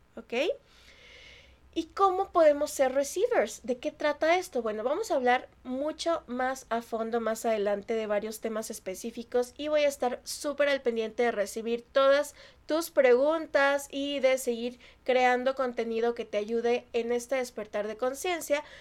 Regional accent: Mexico; yo soy mexicana

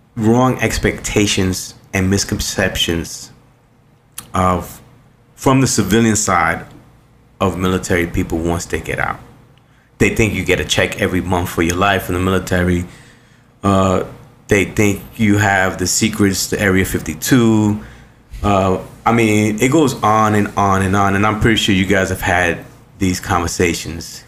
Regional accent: New York City, New York, United States; I was born and raised in New York City

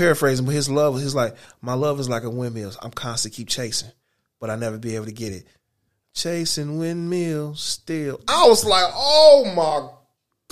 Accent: Detroit, Michigan, United States; my hometown of Detroit, Michigan

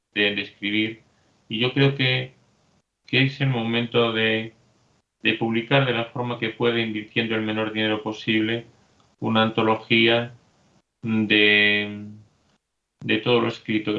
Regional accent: Spain; Soy español

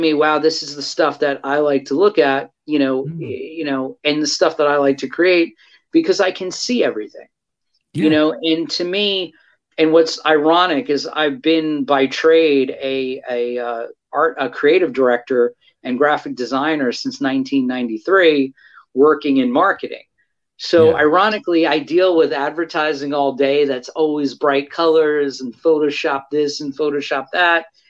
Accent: New York City, New York, United States; my post-pubescent high school mind, who was growing up on Staten Island, New York

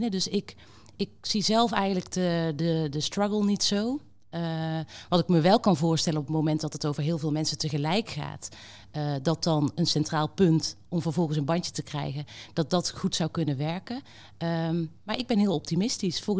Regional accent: Netherlands; Ik heb ook gewoon als Nederlander gekeken naar de afgelopen maanden.

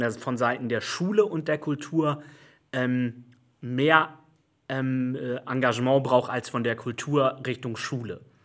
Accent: Hamburg, Germany; Ich bin im, im, im Rand von Hamburg aufgewachsen, in Bergstedt

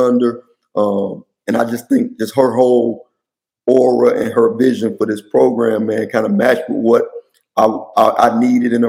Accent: Miami, Florida, United States; now in Washington, D.C. area, United States; I'm from Miami. We played on double rims in middle school

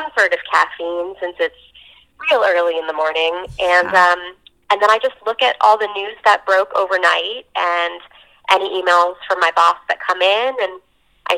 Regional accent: New Jersey, United States; I'm from New Jersey

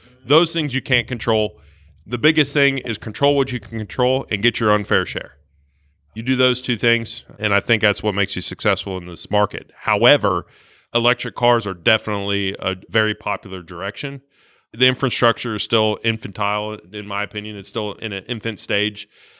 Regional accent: southern Ohio, United States; moved away; I am from Ohio originally, yes.

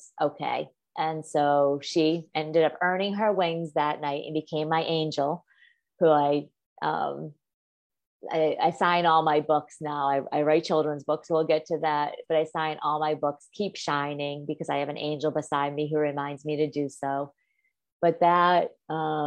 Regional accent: Massachusetts, United States; I grew up in the Northeast in Massachusetts

